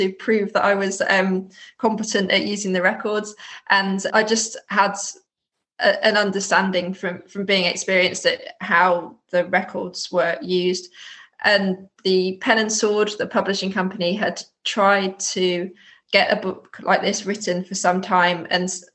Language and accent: English; Lancashire, North West England, United Kingdom; also born or lived in London / Sussex / Lincolnshire / Devon; now in Edinburgh, United Kingdom; I grew up in Lancashire.